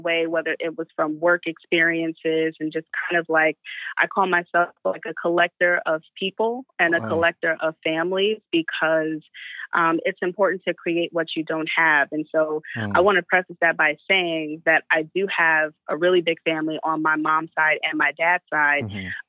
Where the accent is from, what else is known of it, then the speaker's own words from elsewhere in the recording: Chicago, Illinois, United States; moved away as an adult; also born or lived in New Jersey; I am originally from Chicago. I came to New Jersey back in 2000.